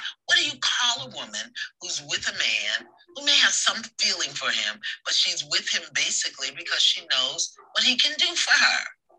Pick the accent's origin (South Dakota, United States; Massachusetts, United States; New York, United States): New York, United States; New York City; I'm from Brooklyn.